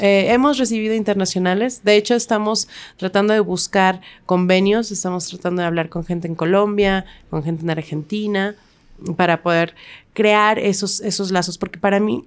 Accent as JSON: {"language": "Spanish", "country": "Mexico"}